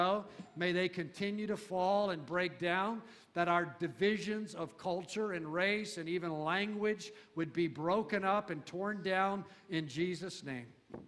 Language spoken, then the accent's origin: English; United States; Most of us were raised to believe in some type of American exceptionalism.